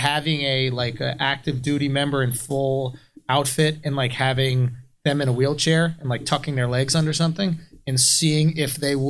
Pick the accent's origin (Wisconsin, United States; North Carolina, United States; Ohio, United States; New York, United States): New York, United States; New York City; I grew up in New York City.